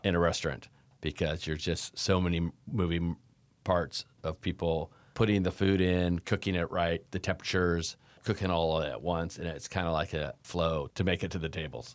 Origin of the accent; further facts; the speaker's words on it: Davis, California, United States; also born or lived in North Dakota; Well, I was born in North Dakota, and when I was one years old, my parents moved to Davis, California